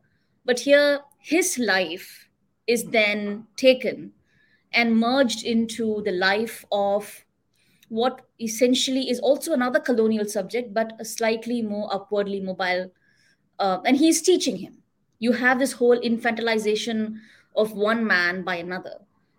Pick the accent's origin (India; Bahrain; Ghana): India; Chennai, Tamil Nadu; For example, I grew up in Madras.